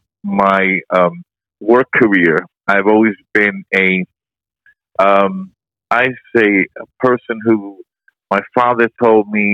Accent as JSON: {"language": "English", "town": "New York City", "region": "New York", "country": "United States", "tie": "born or raised there", "moved": "as an adult", "lives_now": "Deltona, United States", "said": "I was raised in the Bronx in New York City"}